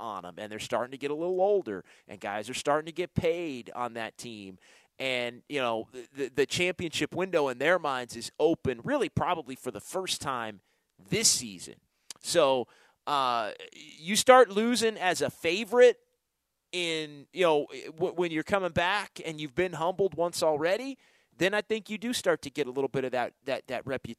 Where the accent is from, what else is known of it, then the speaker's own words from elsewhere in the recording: Sacramento, California, United States; it reminds me of growing up in Sacramento is the Kings and the Lakers going back to the 2000s. And that was a part of my youth and high school, college days.